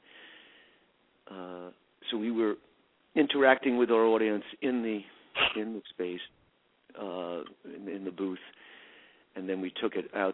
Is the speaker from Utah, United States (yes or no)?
no; New York City, New York, United States; I'm in Manhattan now, and that's where I was born, in the Village